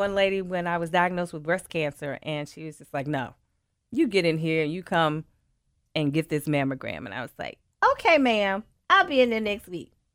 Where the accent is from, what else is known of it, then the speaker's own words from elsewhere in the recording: Memphis, Tennessee, United States; born and raised in Memphis